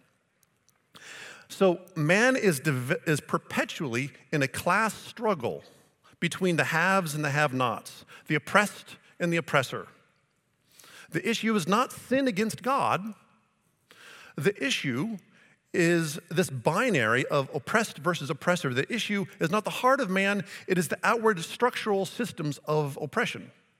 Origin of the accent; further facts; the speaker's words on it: Colbert, United States; I'm from Colbert. All of you non-Colbert people, you're bad.